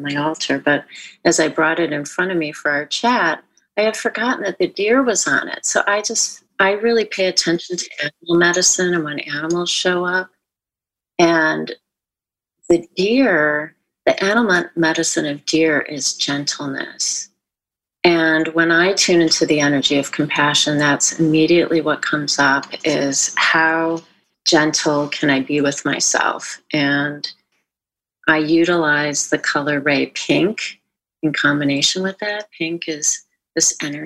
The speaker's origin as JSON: {"language": "English", "region": "Midwest", "country": "United States", "tie": "born or raised there", "moved": "as an adult", "lives_now": "California, United States", "said": "I grew up in the Midwest, and I live in California now and have since 1990"}